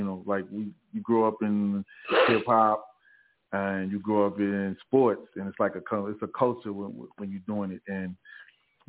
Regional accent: New York City, New York, United States; accent: New York; moved away as an adult; also born or lived in Jamaica (parents) / the South (US); now in Southern United States; I grew up a lot. In my young years, I spent a lot of time in Staten Island. I grew up in Staten Island, and then I came back to Brooklyn.

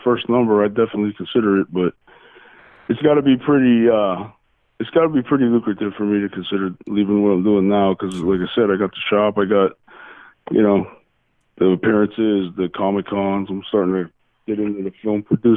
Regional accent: Nesquehoning, Pennsylvania, United States; now in Orwigsburg, United States; I grew up in Nesquehoning. It's right outside of Jim Thorpe. Southern tip of the Poconos, coal region

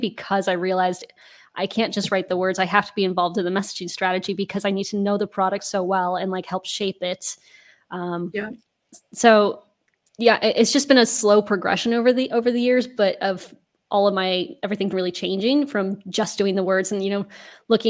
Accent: Denver, Colorado, United States; moved away as an adult; also born or lived in Maine / Amsterdam; now in Netherlands; I'm originally from Denver, Colorado in the US

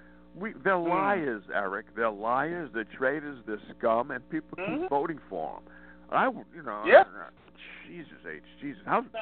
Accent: United States; I'm an American

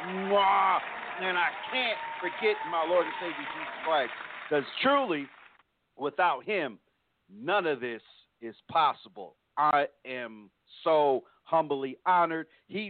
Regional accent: East Coast, United States; now in Texas, United States; me and Chaplain, we're from the East Coast, so this type of weather isn't new. But we're here in Texas now, and our winter skins kind of shed from being up east

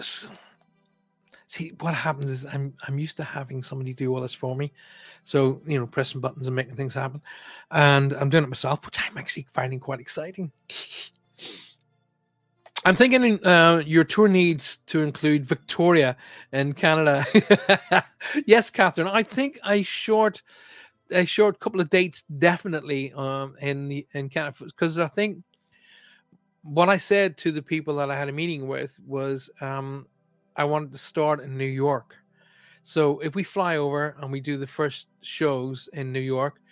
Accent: Armagh, Northern Ireland, United Kingdom; my hometown of Armagh. That's where I'm from, County Armagh

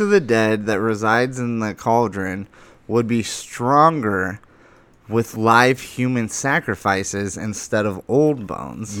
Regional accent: Lake Havasu City, Arizona, United States; born or raised there

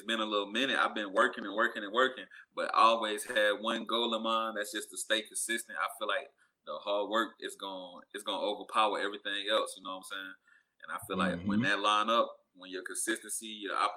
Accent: South Carolina, United States; I'm from South Carolina

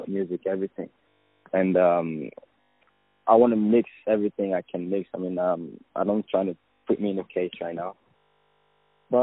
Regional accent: Paris, Île-de-France, France; I'm from Paris, born and raised

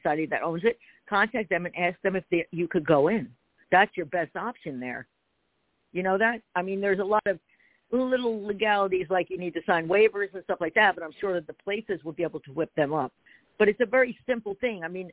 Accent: New Jersey, United States; also born or lived in Pennsylvania; now in Philadelphia area, Pennsylvania, United States; I'm in PA, and I'm from Jersey, but I'm outside Philadelphia

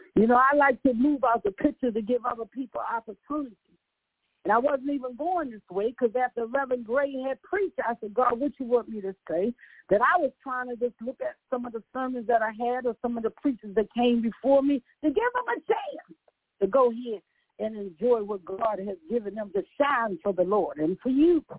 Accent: Virginia, United States; accent: country; moved away; also born or lived in Baltimore; I'm from Virginia

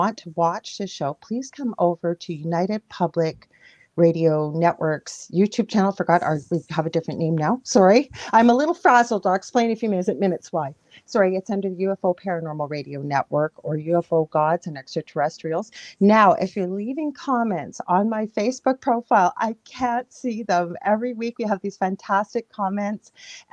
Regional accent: Canada; I'm a Canadian clairvoyant medium

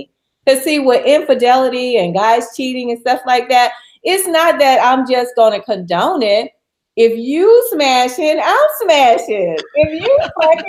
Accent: New Orleans, Louisiana, United States; the streets of my hometown in New Orleans

